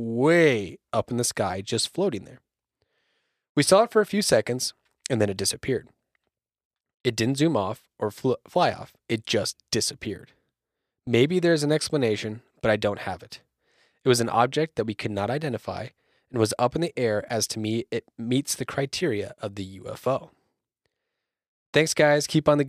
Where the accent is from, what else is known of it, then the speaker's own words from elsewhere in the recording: United States; So I am from the San Juan Valley, and if you do a bit of research, you'll come to find that the valley has some peculiar happenings. I grew up very rural, and my dad went on a ranch.